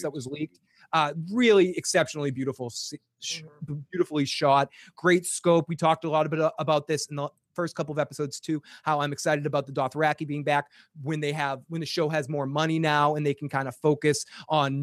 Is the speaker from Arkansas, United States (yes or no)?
no; Boston, Massachusetts, United States; accent: Boston; my Boston accent.